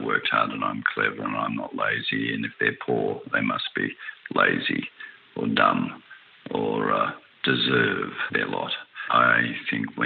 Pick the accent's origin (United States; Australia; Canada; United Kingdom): Australia; I'm an Australian citizen